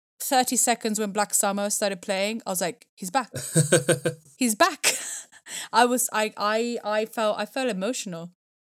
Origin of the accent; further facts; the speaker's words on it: Italy; I think I grew up in Italy. They are really amazingly regarded.